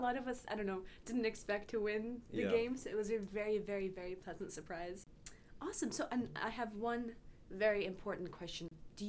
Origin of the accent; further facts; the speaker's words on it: Midwest, United States; I'm from the Midwest too